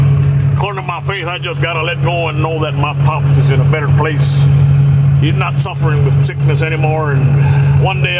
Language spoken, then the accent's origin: English; Texas, United States; I am from Texas, area code 956 to be exact.